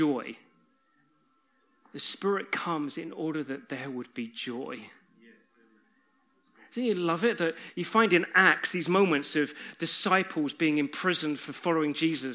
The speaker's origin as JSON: {"language": "English", "country": "United Kingdom", "said": "We're British"}